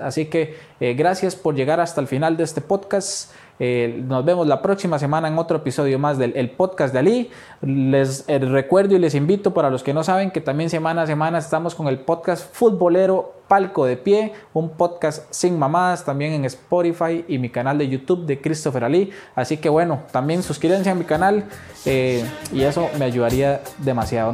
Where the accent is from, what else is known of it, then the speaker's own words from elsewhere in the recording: Costa Rica; así somos los ticos